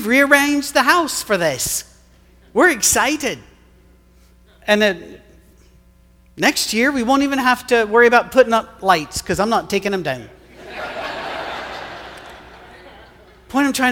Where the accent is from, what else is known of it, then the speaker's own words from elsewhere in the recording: United Kingdom; moved away; I'm British